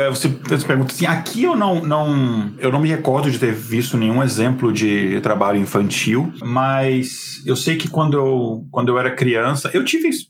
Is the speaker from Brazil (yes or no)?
yes; Minas Gerais, Brazil; Mas eu lembro que eu sou do norte de Minas e quando eu passava as férias lá, eu lembro que eu via na, na região, principalmente ali rural, e na época eu era criança